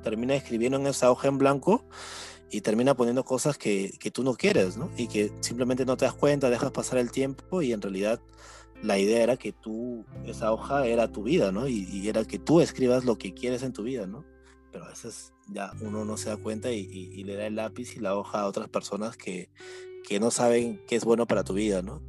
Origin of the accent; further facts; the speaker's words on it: Piura, Peru; yo soy un joven piurano